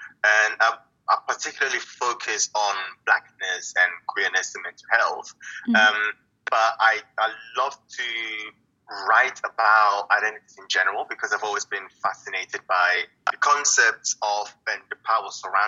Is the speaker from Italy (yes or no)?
yes; Italy; In terms of background, I was born and raised in Italy, and I'm a third culture kid.